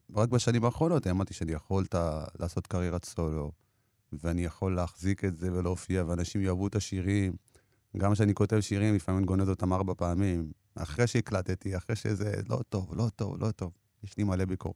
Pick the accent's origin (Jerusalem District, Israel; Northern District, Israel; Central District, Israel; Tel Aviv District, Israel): Jerusalem District, Israel; also born or lived in Ethiopia; גם כשהייתי ילד בפרחי ירושלים